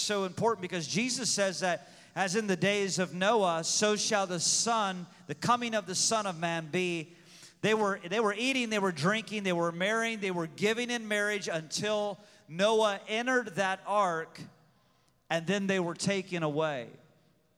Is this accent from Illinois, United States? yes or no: yes; Pekin, Illinois, United States; I was born in Pekin, Illinois